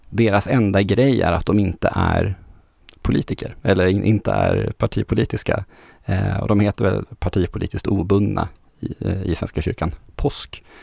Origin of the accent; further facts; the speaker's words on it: Norrland, Sweden; Fast jag är ju norrlänning så det heter Berglund.